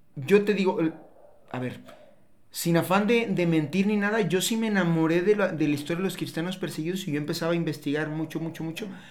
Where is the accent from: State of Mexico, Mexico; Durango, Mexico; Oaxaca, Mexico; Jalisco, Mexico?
Jalisco, Mexico; Tepatitlán de Morelos; moved away as an adult; now in Guadalajara, Mexico; Después me vine aquí a Guadalajara, soy de Tepa, soy de Tepa, me vine a Guadalajara hace 10 años